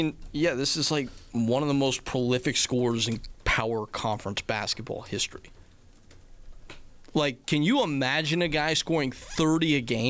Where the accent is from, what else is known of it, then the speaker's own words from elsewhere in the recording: North Carolina, United States; Growing up in North Carolina, it was actually David Thompson.